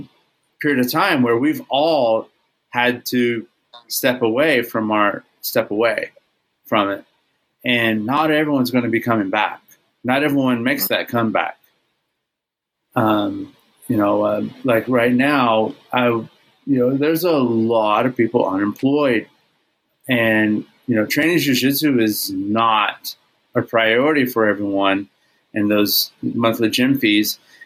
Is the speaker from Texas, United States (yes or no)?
yes; Texas, United States; it definitely belongs behind me somewhere over there because I'm Texan first.